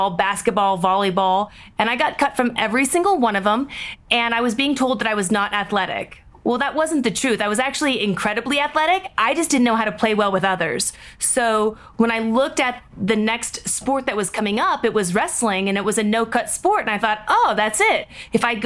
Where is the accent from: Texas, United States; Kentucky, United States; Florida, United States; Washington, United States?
Washington, United States; Seattle; moved away as an adult; I grew up in Seattle, Washington